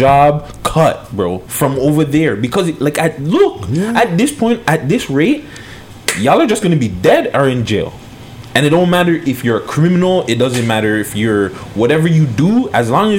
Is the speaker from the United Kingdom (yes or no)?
no; Canada; I'm Canadian. I was born here. I was raised here.